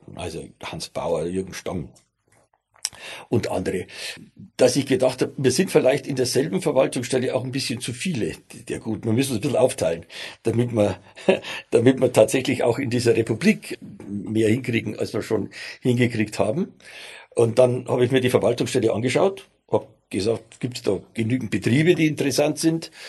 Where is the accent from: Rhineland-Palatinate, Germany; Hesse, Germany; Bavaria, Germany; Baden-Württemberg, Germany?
Bavaria, Germany; accent: Bavarian; also born or lived in Stuttgart; ich bin ja Bayer, wie man unschwer hört